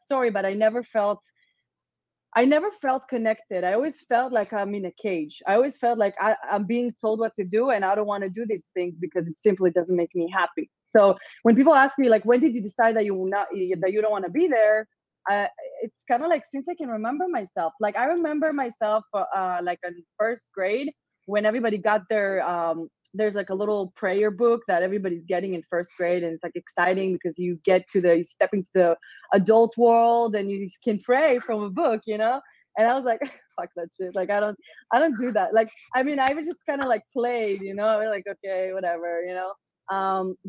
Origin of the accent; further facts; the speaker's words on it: Israel; English is a second language; moved away as an adult; also born or lived in Las Vegas, United States; now in Austin, United States; I'm from Israel, not from a regular like family